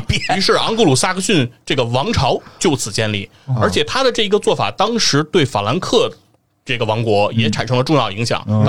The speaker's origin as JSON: {"language": "Chinese", "country": "China", "said": "对这件事情，就是我们中国人是无法理解的，"}